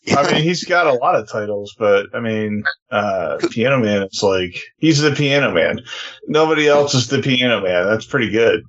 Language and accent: English; New York, United States; I'm from New York